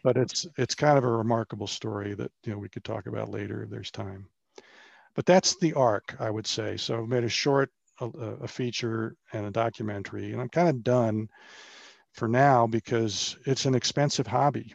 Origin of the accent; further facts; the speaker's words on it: Bethesda, Maryland, United States; moved away as an adult; also born or lived in Wake Forest, North Carolina / Charlotte, North Carolina; I grew up in Bethesda, Maryland, outside of Washington, D C